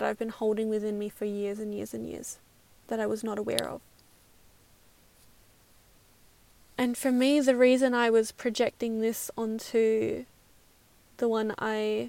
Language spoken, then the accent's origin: English; Perth, Western Australia, Australia; now in New Zealand; I'm from Perth